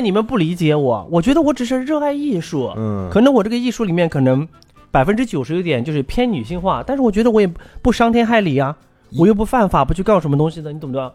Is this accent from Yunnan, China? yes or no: yes; Dongchuan, Yunnan, China; now in Beijing, China; 我们东川是一个很小的一个，一个地方，就嗯像我们家小时候穷的叮当响